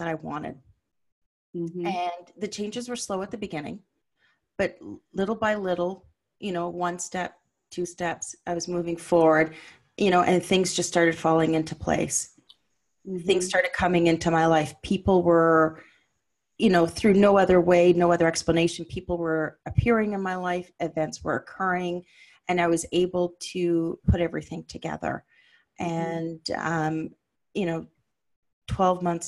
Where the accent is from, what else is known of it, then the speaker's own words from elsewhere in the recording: Ottawa, Ontario, Canada; moved away as an adult; I'd moved to my parents back in the city where I was raised in Ottawa